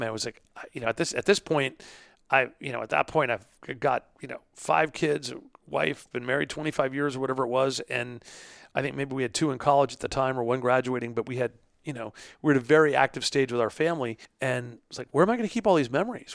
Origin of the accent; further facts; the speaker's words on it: New York, United States; now in Pittsburgh, United States; I'm from New York, but I'm, I'm, we're settled here in Pittsburgh